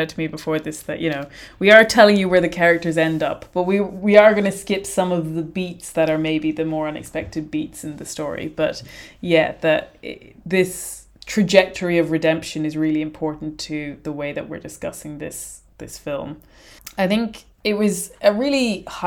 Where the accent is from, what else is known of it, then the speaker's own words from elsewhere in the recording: Ireland; as an Irish person